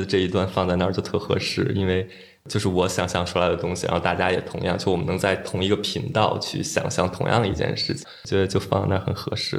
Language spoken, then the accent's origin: Chinese; Beijing, China; 然后我就是北京人